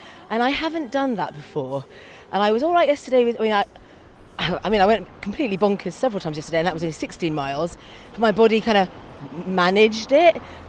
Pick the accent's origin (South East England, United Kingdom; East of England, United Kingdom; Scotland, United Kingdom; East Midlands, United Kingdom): South East England, United Kingdom; near Greenham; she took me to Greenham when I was little. We lived nearby, and she was a Greenham woman.